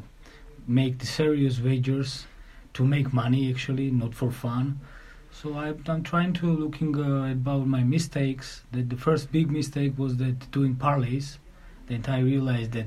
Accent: Tbilisi, Georgia; English is a second language; I'm coming from Republic of Georgia, capital, Tbilisi.

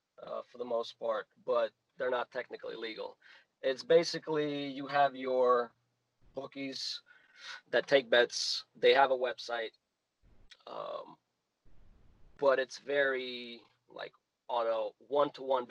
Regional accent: United States; also born or lived in Russia; I'm originally from Russia. I was born in Russia and moved to America when I was about 7 years old. And then pretty much stayed here

